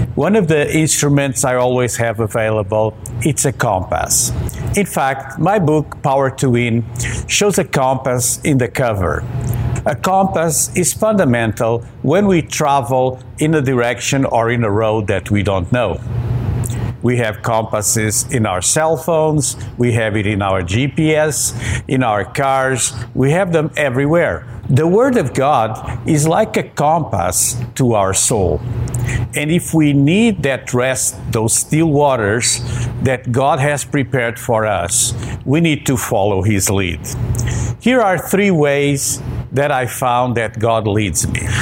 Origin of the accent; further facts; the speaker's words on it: hometown near the Richelieu River, Quebec, Canada; here in my hometown